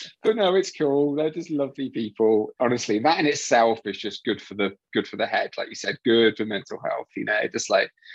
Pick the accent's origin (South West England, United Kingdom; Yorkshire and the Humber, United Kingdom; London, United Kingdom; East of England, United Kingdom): South West England, United Kingdom; Dartmoor, Devon; also born or lived in Tunbridge Wells; now in West Sussex, United Kingdom; born in Tunbridge Wells, Royal Tunbridge Wells, good old Tunbridge Wells. Haven't been back there since. And then moved like when I was basically a baby down to Devon, and then grew up like up on Dartmoor